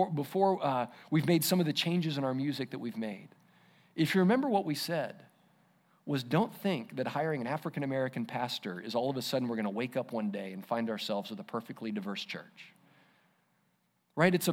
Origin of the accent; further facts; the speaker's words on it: Israel; remember what it was like growing up in Israel under, under the law